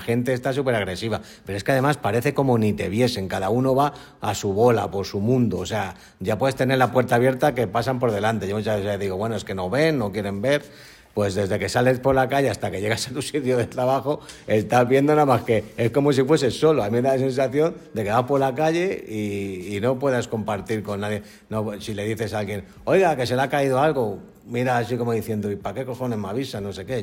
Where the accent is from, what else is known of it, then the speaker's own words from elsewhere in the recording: Spain; somos los españoles